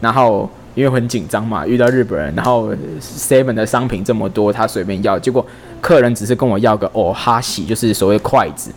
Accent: Taiwan; 我们台湾人再怎么样，我们看得懂汉字

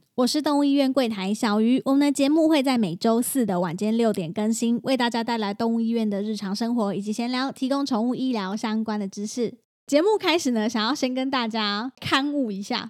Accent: Taichung, Taiwan; 就是我台中人

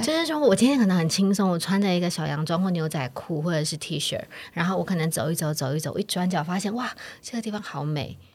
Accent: Taiwan; 像我们台湾人一样，秋天是很肃杀

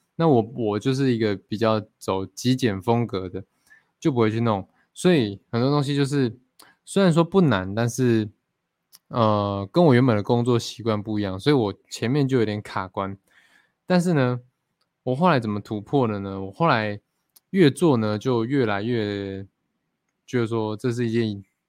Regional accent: Fengyuan, Taichung, Taiwan; 我其实一直很想要学我的原住民的母语啦，因为我从小就在丰原长大嘛 就是都市长大

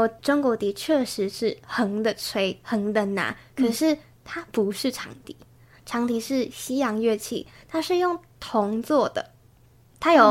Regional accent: Taichung, Taiwan; moved away as an adult; now in New Taipei, Taiwan; 我是台中人。

